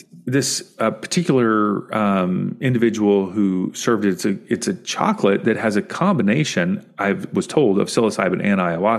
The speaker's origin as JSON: {"language": "English", "region": "Kentucky", "country": "United States", "tie": "born or raised there", "said": "I grew up in Kentucky"}